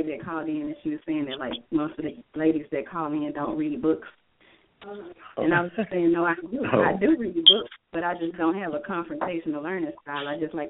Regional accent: Baton Rouge, Louisiana, United States; Yeah, I'm from Baton Rouge

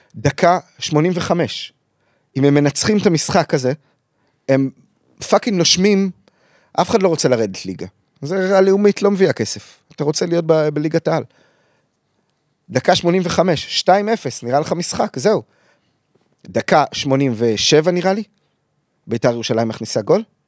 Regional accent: Kfar Saba, Central District, Israel; אני מכפר סבא

